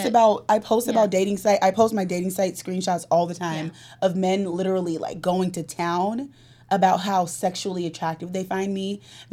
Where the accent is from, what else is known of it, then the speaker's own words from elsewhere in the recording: California, United States; we're both from California